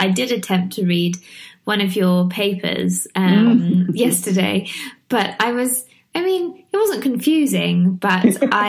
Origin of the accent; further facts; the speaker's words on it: England, United Kingdom; I'm English, my husband's French, and we live in England. Hendrik and I speak English to each other